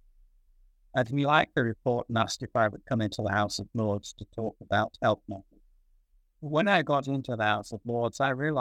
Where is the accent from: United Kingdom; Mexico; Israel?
United Kingdom; Manchester, North West England; also born or lived in Salford / London / United States; I was born in Salford, near Manchester in England, 1934